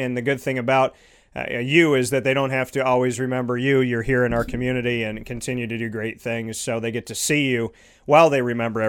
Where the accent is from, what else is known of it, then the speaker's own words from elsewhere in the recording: Syracuse, New York, United States; for someone who was born and raised in Syracuse and has bled orange my entire life